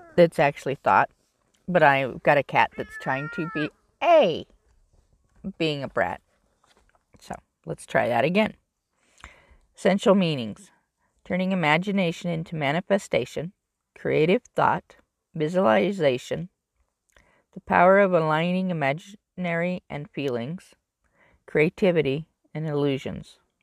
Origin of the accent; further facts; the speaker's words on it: California, United States; I grew up in California